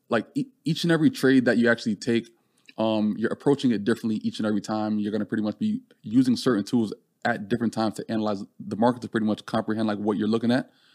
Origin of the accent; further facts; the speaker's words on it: Jamaica; now in United States; growing up in Jamaica